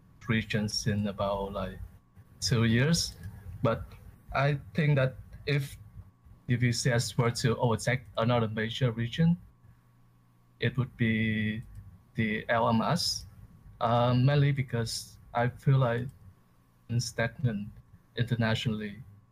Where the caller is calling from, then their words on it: Vancouver, British Columbia, Canada; Vancouver, BC.